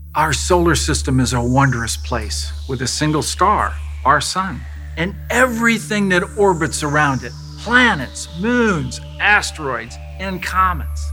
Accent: Burlington, Iowa, United States; I was born and raised in Burlington, Iowa. It's just a small town, uh, on the Mississippi

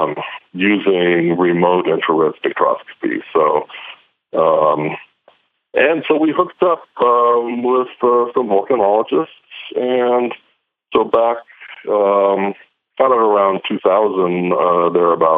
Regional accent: Eastern Washington State, United States; moved away; also born or lived in Los Alamos; I grew up in Eastern Washington State

